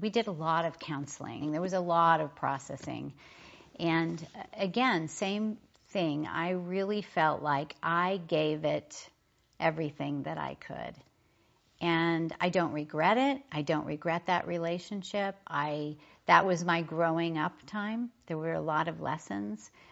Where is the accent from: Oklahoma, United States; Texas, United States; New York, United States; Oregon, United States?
Oklahoma, United States; I was raised in Oklahoma